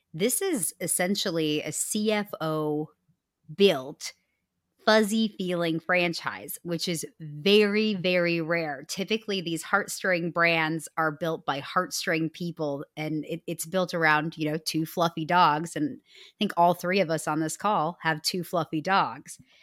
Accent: Midwest, United States; I'm from the Midwest

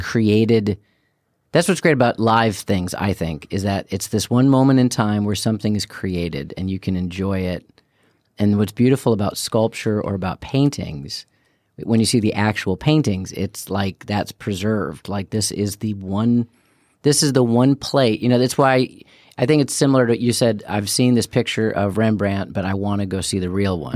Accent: Chicago, Illinois, United States; growing up in Chicago

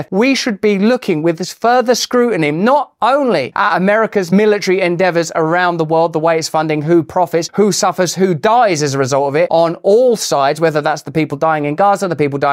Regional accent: England, United Kingdom; I say that as an Englishman

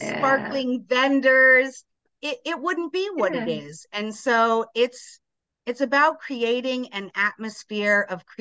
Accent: Las Vegas, Nevada, United States; now in Grand Ledge, United States; I'm from Vegas

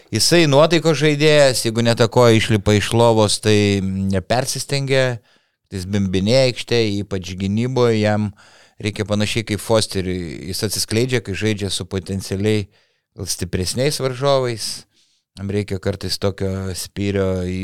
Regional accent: Panevėžys, Panevėžys County, Lithuania; esu iš Panevežio … panevežėtis

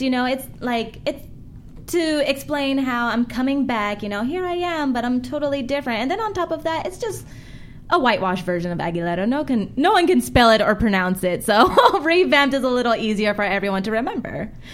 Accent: South Bay, Los Angeles, California, United States; I'm from the South Bay.

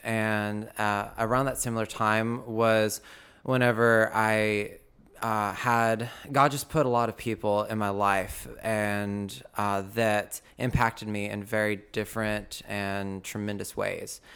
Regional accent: Belton, United States; I was born and raised in Belton

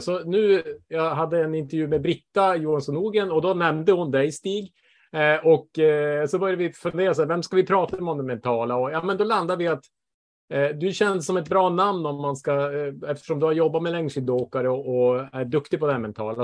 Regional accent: Bergsviken, Norrbotten County, Sweden; moved away; jag är hemma i Bergsviken i back in, eh, back in my home

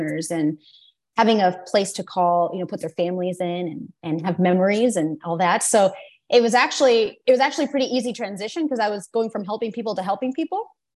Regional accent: United States; born there; English is a second language; Just to practice English, and you know, I was born in the US. I'm an American citizen, so it's like they felt like I had to come back to the home country, you know, to get like a feel of where I was from.

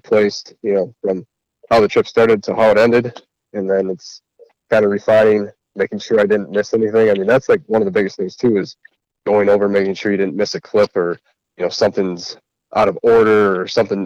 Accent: Central Wisconsin, United States; we're from Central Wisconsin

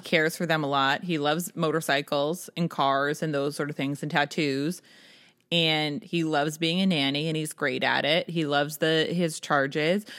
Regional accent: New Hampshire, United States; I was from New Hampshire

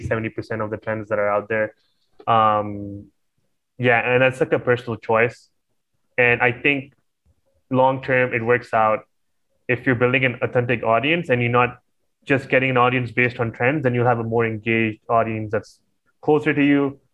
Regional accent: Pakistan; I'm Pakistani

